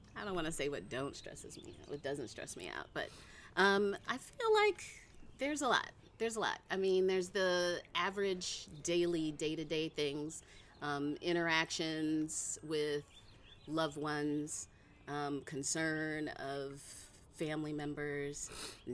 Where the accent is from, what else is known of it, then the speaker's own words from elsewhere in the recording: Cleveland, Ohio, United States; moved away as an adult; also born or lived in California; now in Oakland, United States; I was born and raised in Cleveland, Ohio